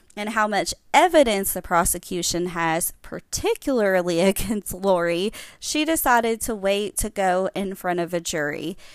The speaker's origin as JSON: {"language": "English", "region": "Kentucky", "country": "United States", "said": "I'm from Kentucky"}